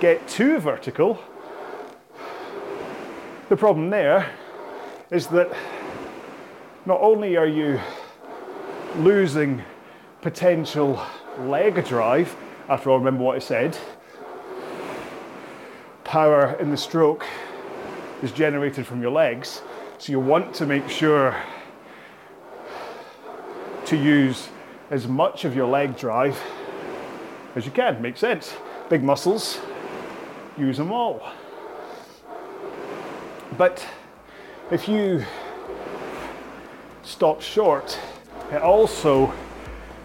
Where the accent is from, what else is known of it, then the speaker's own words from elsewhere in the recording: Scotland, United Kingdom; I'm Scottish